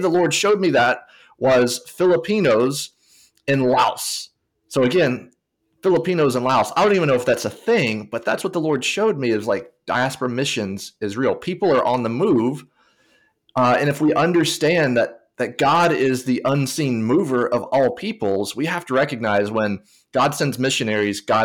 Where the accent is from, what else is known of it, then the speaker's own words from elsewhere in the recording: Tennessee, United States; I grew up in Tennessee, so not necessarily a diaspora setting